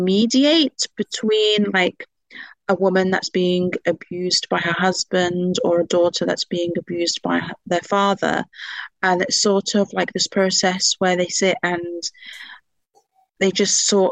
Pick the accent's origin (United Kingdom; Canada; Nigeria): United Kingdom; seen on my card that I'm British and seen my father's name.